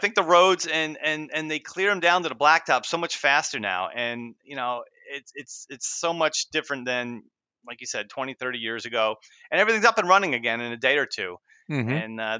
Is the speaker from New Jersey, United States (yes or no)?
yes; New Jersey, United States; I grew up in Central Jersey.